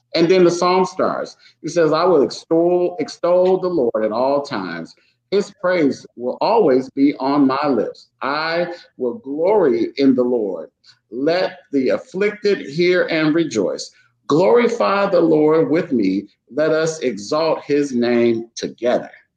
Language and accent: English; Chicago, Illinois, United States; I grew up in Chicago, so I know about things being on the run, growing up in the streets